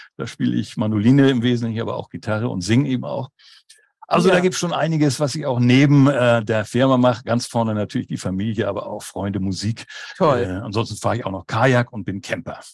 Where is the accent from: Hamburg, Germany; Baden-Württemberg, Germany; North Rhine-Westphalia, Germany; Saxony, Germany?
Hamburg, Germany; moved away as an adult; now in Schleswig-Holstein, Germany; bin aber geborener und gebürtiger Hamburger